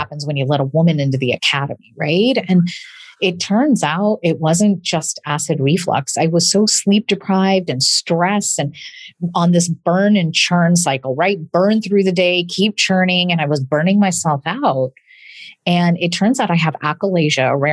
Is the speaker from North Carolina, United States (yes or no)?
no; a small town in Illinois, United States; English is a second language; I am a daughter of immigrants and English is my second language. And I'm a proud product of the public school system in a small town in Illinois